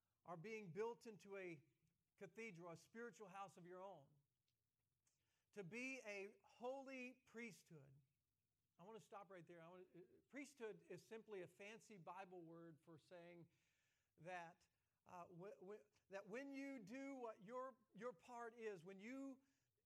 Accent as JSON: {"language": "English", "region": "the South", "country": "United States", "said": "I'm from the South"}